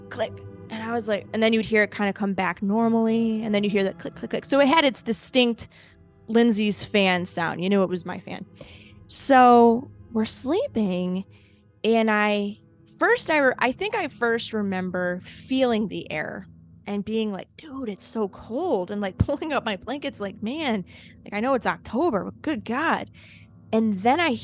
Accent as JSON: {"language": "English", "region": "Ohio", "country": "United States", "said": "I'm from Ohio"}